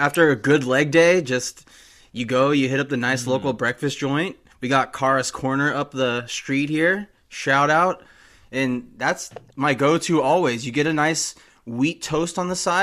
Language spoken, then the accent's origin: English; California, United States; I'm from California here